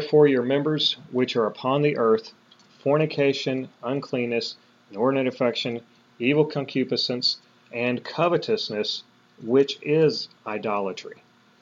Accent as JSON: {"language": "English", "country": "United States", "tie": "born or raised there", "said": "We were born and raised in America"}